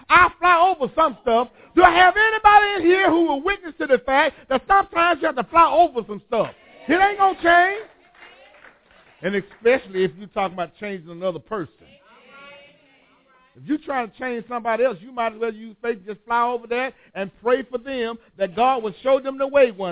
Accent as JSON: {"language": "English", "area": "Whitehead Hill", "region": "Alabama", "country": "United States", "tie": "born or raised there", "said": "I was born on Whitehead Hill"}